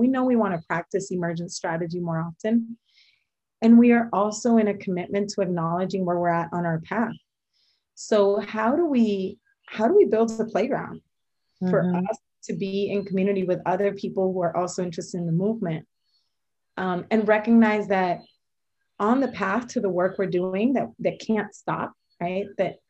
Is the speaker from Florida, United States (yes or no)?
yes; Tampa, Florida, United States; as someone who grew up in the US, I grew up in Tampa, and I had that experience of returning home and then leaving again and returning home, I learned really well to assimilate.